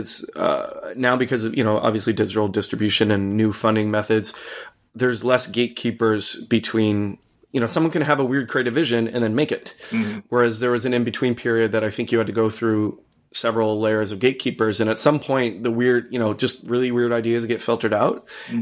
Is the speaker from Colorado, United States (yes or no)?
yes; Boulder, Colorado, United States; I grew up in Boulder, Colorado